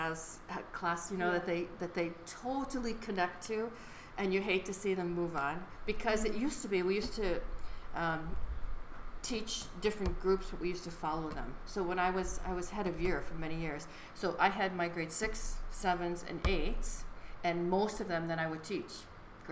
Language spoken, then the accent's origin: English; then Chicago, Michigan, United States; moved away as an adult; also born or lived in California / Atlanta, Georgia / Japan / Switzerland; Originally Michigan and then Chicago